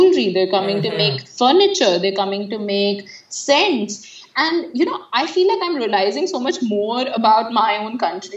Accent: Delhi, India; when people ask me where are you from, I say Delhi

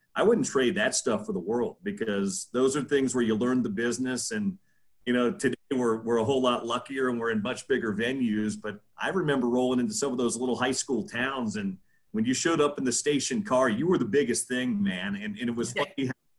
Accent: Midwest, United States; We're not from this area. We're both from the Midwest.

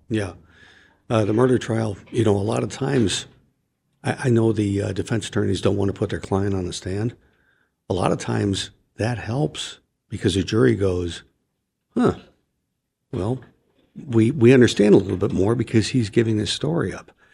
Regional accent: Chicago, Illinois, United States; moved away; my hometown of Chicago

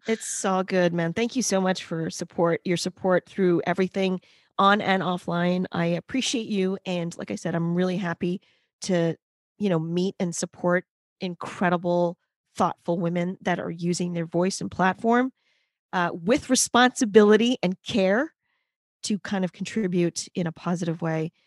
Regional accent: New York City, New York, United States; I am a New Yorker. I am in New York City. but I did grow up in one of the boroughs

